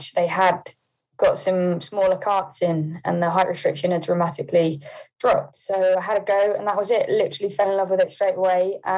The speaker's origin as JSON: {"language": "English", "town": "Poole", "region": "South West England", "country": "United Kingdom", "tie": "born or raised there", "also_born_or_lived": "Hampshire", "moved": "yes", "lives_now": "Milton Keynes, United Kingdom", "said": "So I was born in Poole. I then did live in Hampshire for a while, near Headley, but I've not been there for maybe 4 or 5 years now."}